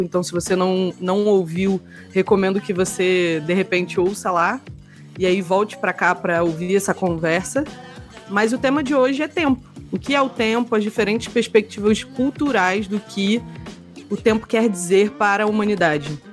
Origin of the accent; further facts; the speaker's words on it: Rio de Janeiro, Brazil; Eu sou uma pessoa super do Sudeste e sou carioca